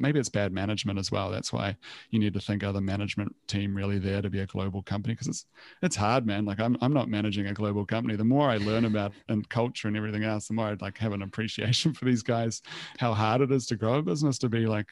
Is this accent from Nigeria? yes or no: no; New Zealand; moved away as an adult; also born or lived in Copenhagen, Denmark / Australia; now in Sydney, Australia; I'm originally from New Zealand, so I was in Copenhagen.